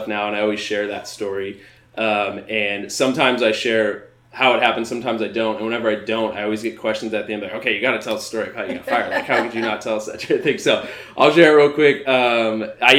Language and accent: English; Spokane, Washington, United States; moved away as an adult; now in Seattle area, United States; I grew up in the Spokane area, played sports my whole life